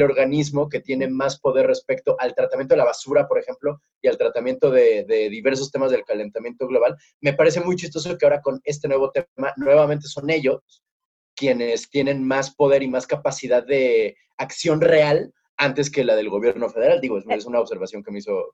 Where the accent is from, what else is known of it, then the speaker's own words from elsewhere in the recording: Mexico City, Mexico; moved away; somos chilangos este, nacidos y crecidos